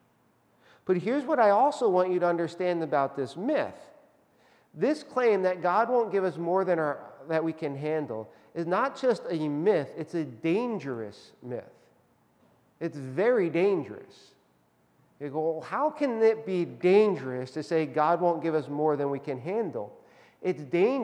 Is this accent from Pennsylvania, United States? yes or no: yes; Northeast Pennsylvania, United States; I was born in Northeast Pennsylvania, where the home of the coal miners who worked really, really hard